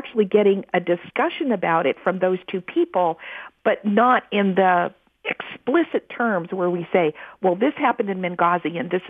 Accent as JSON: {"language": "English", "country": "United States"}